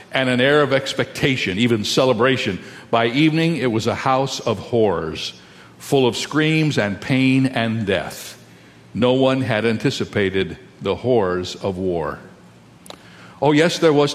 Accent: Indiana and Ohio, Midwest, United States; I grew up in Indiana and Ohio

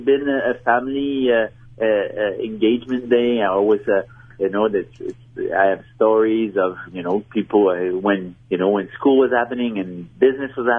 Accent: Montreal, Quebec, Canada; Maybe you've heard my accent. I'm from Montreal

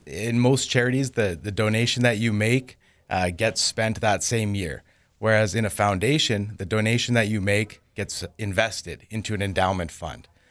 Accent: Winkler, Manitoba, Canada; I didn't grow up there. I grew up here in Winkler

